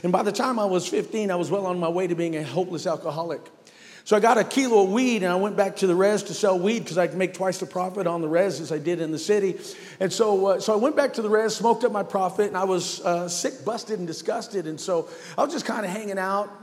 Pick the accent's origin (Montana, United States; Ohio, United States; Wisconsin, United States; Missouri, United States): Montana, United States; North Central; grew up on born on a little reservation in North Central Montana